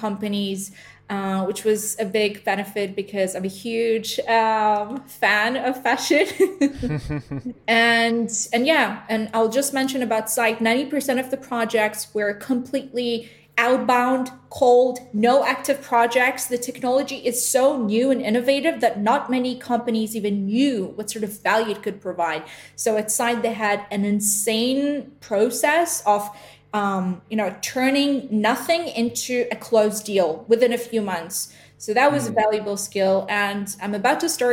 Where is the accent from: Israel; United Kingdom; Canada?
Israel; also born or lived in Georgia; I was born in Georgia, the country, by the way, near Russia. And I moved to Israel as a child